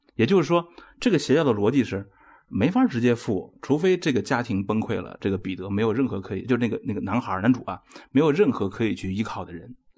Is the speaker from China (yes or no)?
yes; China; 我们中国人